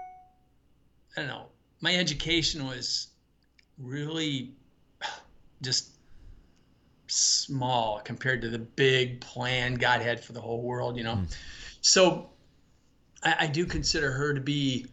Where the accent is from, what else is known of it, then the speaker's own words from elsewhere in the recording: Watseka, Illinois, United States; moved away as an adult; also born or lived in Bloomington, Illinois / Japan; now in Lafayette, United States; I was born in Johnstown, actually, Wotseka, Illinois